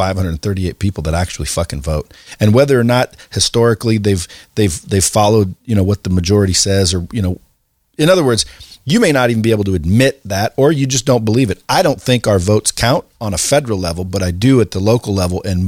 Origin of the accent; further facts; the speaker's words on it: Oregon, United States; I grew up in Oregon